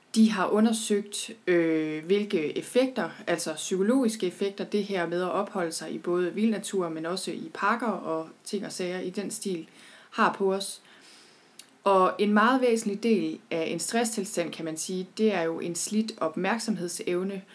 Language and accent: Danish; Thy, North Denmark Region, Denmark; jeg er selv født og opvokset i Thy